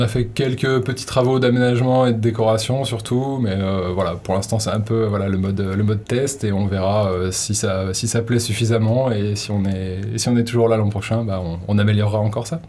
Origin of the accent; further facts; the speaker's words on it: Haute-Savoie, Auvergne-Rhône-Alpes, France; now in Hossegor, France; je viens de juste à côté, là, pas très loin, un peu plus à l'est, en Haute-Savoie